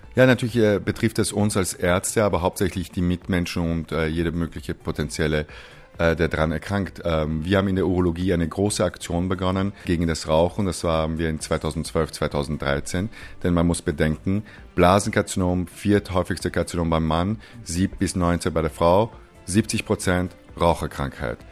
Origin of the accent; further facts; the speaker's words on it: Austria; also born or lived in Iran / United States; ich bin in Österreich aufgewachsen, aber Iraner